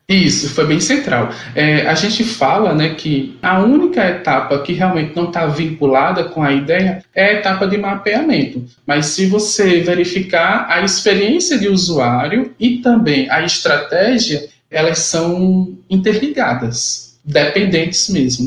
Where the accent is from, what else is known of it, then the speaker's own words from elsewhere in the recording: João Pessoa, Paraíba, Brazil; now in Sapé, Brazil; Sou natural de João Pessoa, Paraíba, e atualmente eu resido em Sapé